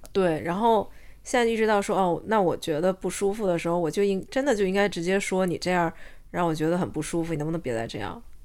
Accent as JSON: {"language": "Chinese", "country": "China", "moved": "yes", "lives_now": "Australia", "said": "我是中国人，而且我，嗯，我觉得这件事我很自豪"}